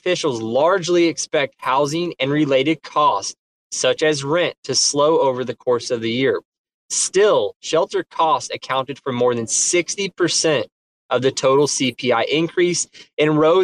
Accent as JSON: {"language": "English", "region": "Midwest", "country": "United States", "said": "I am from the Midwest"}